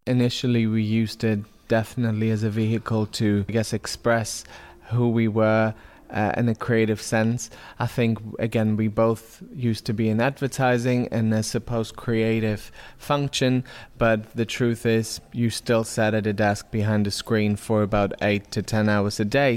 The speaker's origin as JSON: {"language": "English", "country": "Germany", "moved": "yes", "lives_now": "London, United Kingdom", "said": "I'm from Germany"}